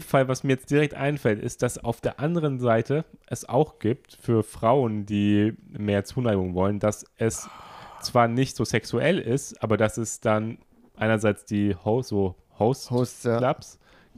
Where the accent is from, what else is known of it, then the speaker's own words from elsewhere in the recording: Germany; moved away as an adult; also born or lived in Fukuoka; now in Tokyo, Japan; ich komme aus Deutschland